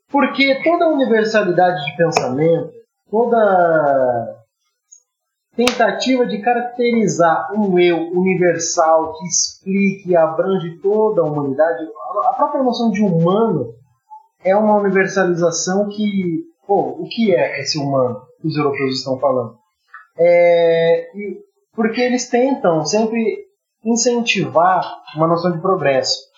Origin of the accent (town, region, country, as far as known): Brazil